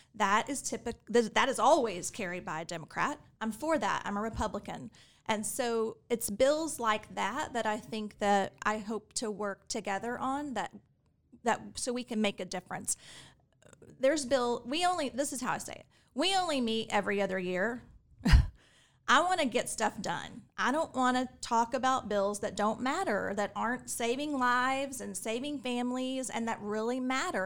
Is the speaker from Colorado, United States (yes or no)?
no; Fort Worth, Texas, United States; also born or lived in Houston, Texas; now in Austin, United States; I grew up in Fort Worth